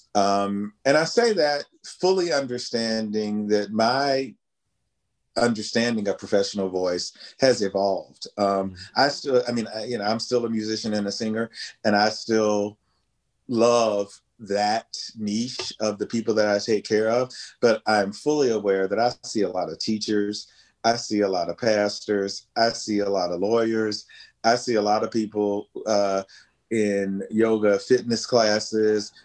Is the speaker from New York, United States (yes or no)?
no; West Virginia, United States; in a local church choir in my hometown in West Virginia